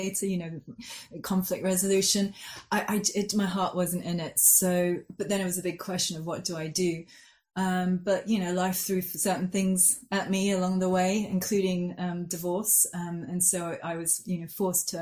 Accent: Geneva, Switzerland; moved away as an adult; now in Oxford, United Kingdom; I grew up in Switzerland, in Geneva. So I was there till I was 18.

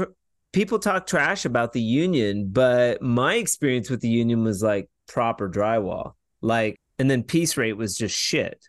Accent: Washington, United States; also born or lived in Portland, Oregon; I'm originally from Washington State

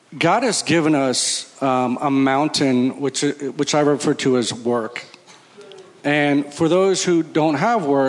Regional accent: Connecticut, United States; I'm from Connecticut, and I go to Stanwich Church

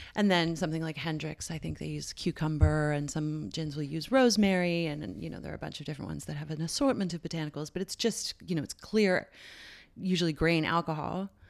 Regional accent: St. John's, Newfoundland and Labrador, Canada; moved away; I gr, uh, grew up there from the age of three. My family moved there when I was little. And, uh, yeah, so Saint John's, Newfoundland

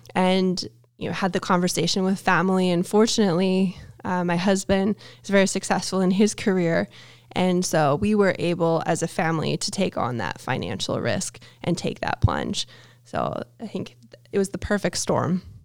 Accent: Canada; I'm Canadian

